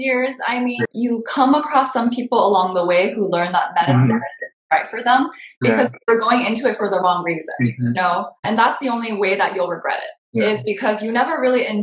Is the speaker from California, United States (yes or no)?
yes; Southern California, United States; also born or lived in Boston; we're both from California and we had like similar immigrant backgrounds